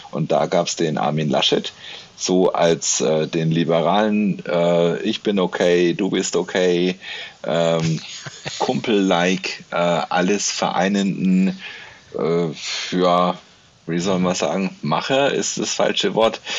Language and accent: German; Nuremberg, Bavaria, Germany; du und ich, wir sind beide aus Nürnberg. Wir sind hier geboren, wir sind Bayern irgendwie. Also auch wenn wir eigentlich Franken sind.